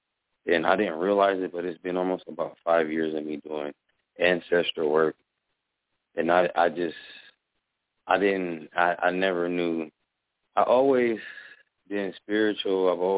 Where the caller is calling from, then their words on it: Omaha, Nebraska, United States; Wow, from Omaha, Nebraska.